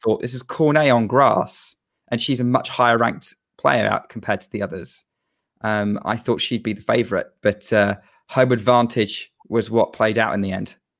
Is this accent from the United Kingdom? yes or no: yes; United Kingdom; as a British, uh, fan